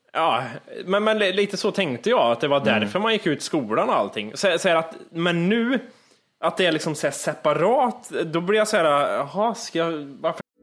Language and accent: Swedish; Kristinehamn, Värmland, Sweden; moved away; från det jag föddes till det jag flyttade från Kristinehamn.